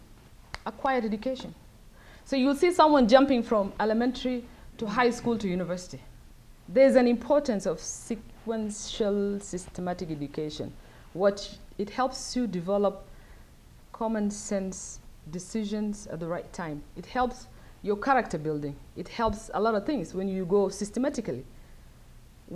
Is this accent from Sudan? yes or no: yes; Northern Sudan, Sudan; now in United States; for me to be raised in the north, I knew I'm from South Sudan